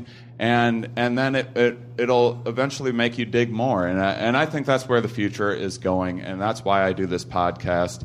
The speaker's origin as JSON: {"language": "English", "region": "Midwest", "country": "United States", "said": "I'm from the Midwest"}